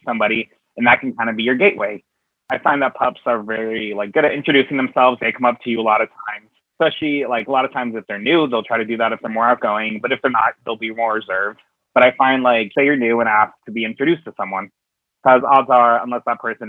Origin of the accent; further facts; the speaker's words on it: New York City, New York, United States; I'm from New York City, and I am Northeast Puppy 2022